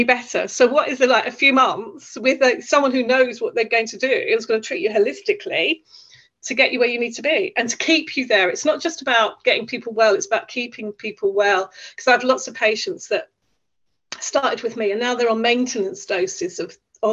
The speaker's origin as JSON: {"language": "English", "country": "United Kingdom", "tie": "born or raised there", "said": "I'm Irish basic heritage, but I live in the UK, born in the UK"}